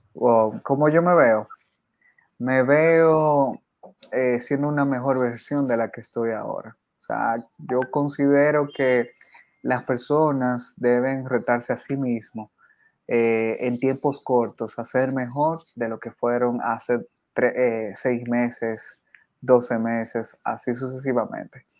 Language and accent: Spanish; San Cristóbal, Dominican Republic; yo soy de, República Dominicana, soy de San Cristóbal, que es una provincia que queda al sur del país